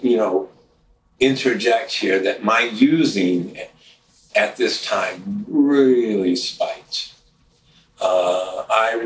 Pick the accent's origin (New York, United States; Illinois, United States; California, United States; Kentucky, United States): Kentucky, United States; Louisville; moved away as an adult; now in Minneapolis, United States; where I grew up in Louisville, Kentucky